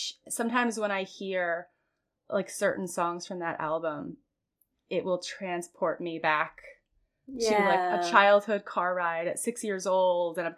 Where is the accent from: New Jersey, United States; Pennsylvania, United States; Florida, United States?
Florida, United States; I'm from Florida